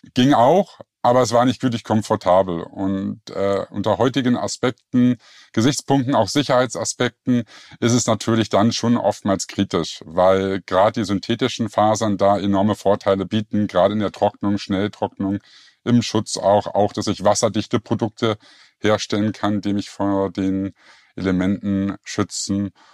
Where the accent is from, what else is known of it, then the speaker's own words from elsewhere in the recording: Berlin, Germany; moved away as an adult; now in Lake Constance, Germany; ursprünglich komme ich aus Berlin